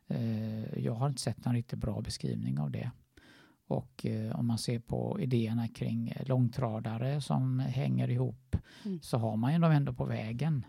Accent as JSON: {"language": "Swedish", "town": "Gothenburg", "region": "Västra Götaland", "country": "Sweden", "tie": "born or raised there", "moved": "yes", "said": "min hemstad Göteborg"}